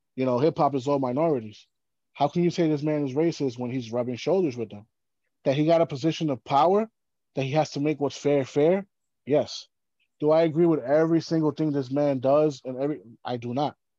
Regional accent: New York City, New York, United States; growing up in New York City

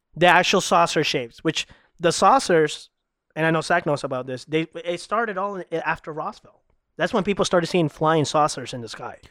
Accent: Ecuador; also born or lived in Salinas, Ecuador; now in Florida, United States; I'm originally from Ecuador

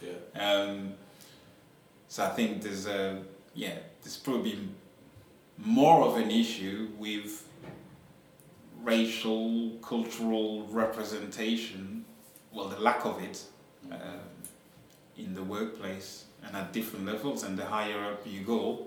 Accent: France; now in Yorkshire, United Kingdom; I was born in France, but my, you know, origins are from Senegal in West Africa.

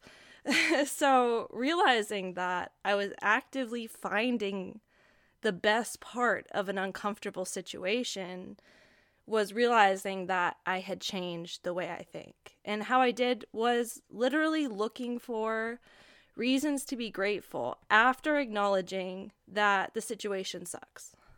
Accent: Hawaii, United States; I grew up in Hawaii

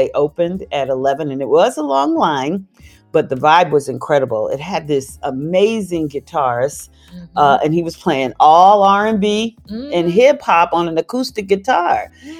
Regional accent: San Diego, California, United States; And then we came home back to, I'm from San Diego.

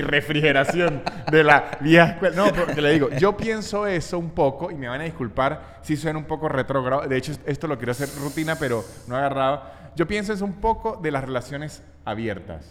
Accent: Venezuela; also born or lived in Chile; now in Argentina; trauma de Venezuela o no sé si fue, un trauma fue porque tuvimos tan poca supervisión adulta en nuestra niñez

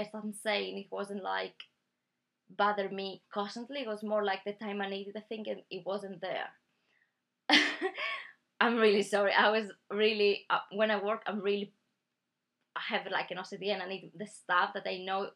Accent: Greece; now in United Kingdom; I'm from Greece

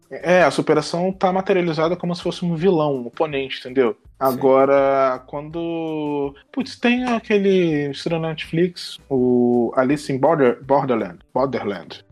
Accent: Brazil; nós brasileiros

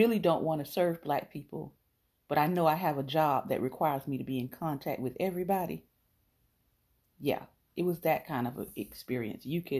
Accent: Kosciusko, Mississippi, United States; makes me think of growing up in Kosciusko, Mississippi, and how the church was the center point of our life.

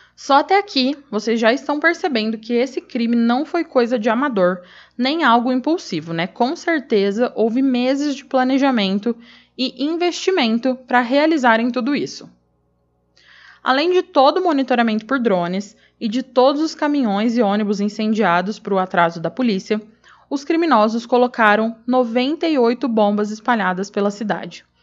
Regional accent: Araçatuba, São Paulo, Brazil; moved away; eu sou natural de Aracatuba, então eu tenho família e amigos por lá

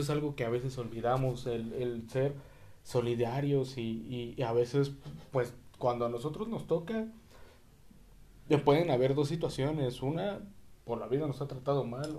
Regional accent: Mexico; como mexicanos

